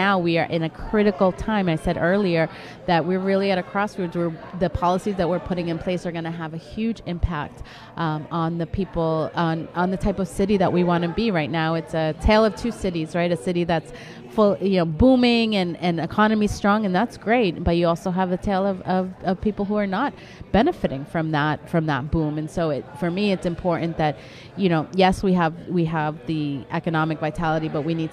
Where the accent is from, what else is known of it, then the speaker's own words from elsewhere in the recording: Boston, Massachusetts, United States; I'm someone who was born and raised in Mission Hill in the city of Boston